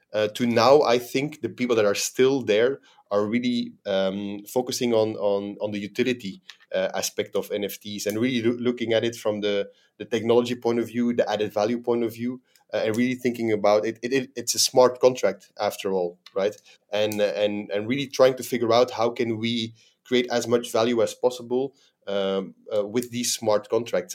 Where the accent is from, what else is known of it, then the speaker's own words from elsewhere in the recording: Belgium; moved away as an adult; now in Dubai, United Arab Emirates; I'm a, a, a Belgian national, born and raised in Belgium.